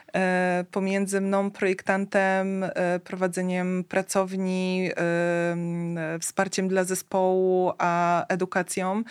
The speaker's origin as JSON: {"language": "Polish", "area": "Tricity", "region": "Pomeranian Voivodeship", "country": "Poland", "said": "u nas w Trójmieście"}